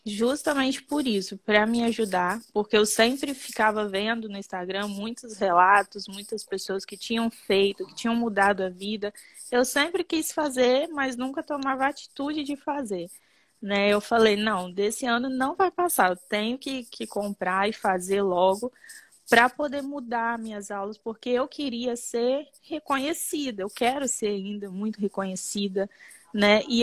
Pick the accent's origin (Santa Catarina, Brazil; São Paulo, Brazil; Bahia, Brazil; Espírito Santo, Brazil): Espírito Santo, Brazil; Muqui; Eu sou de Muqui, no Espírito Santo, uma cidade